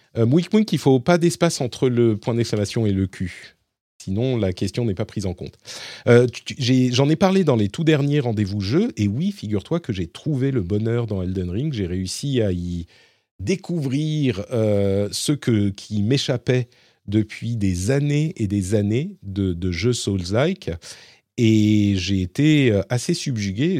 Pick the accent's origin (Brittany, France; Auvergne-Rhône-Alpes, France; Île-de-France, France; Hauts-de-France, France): Île-de-France, France; Paris; je suis parisien